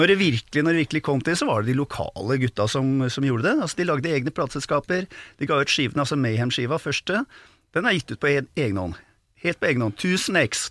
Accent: Oslo, Norway; jeg vokste opp på Disen

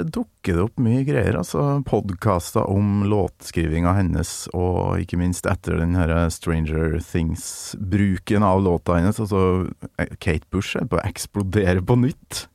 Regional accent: Trøndelag, Norway; born or raised there; moved away

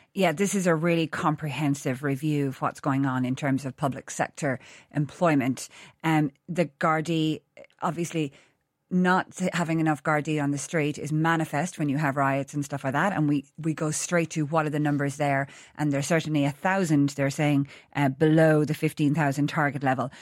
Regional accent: Ireland; moved away as an adult; also born or lived in London; being Irish away

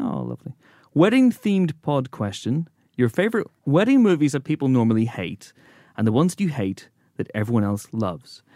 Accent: Northern Ireland, United Kingdom; moved away; we're Northern Irish

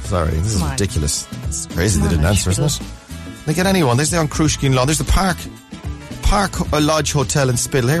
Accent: Connacht, Ireland; accent: Connacht Irish; I was raised in Connacht Irish

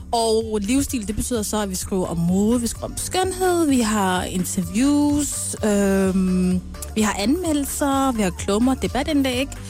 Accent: Denmark; Eller, jeg er fra Danmark. Øh, jeg føler opvokset her i Danmark

